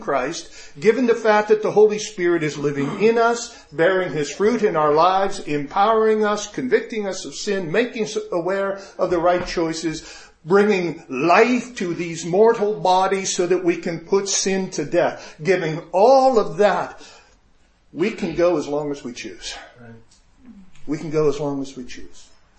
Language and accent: English; Japan; And we grew up in Japan, spent 10 years in Japan.